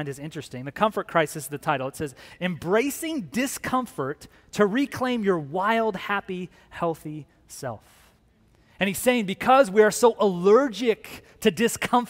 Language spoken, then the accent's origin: English; Phoenix, Arizona, United States; also born or lived in Tucson, Arizona; I grew up here in Phoenix, got here in high school, and then I left, went to the University of Arizona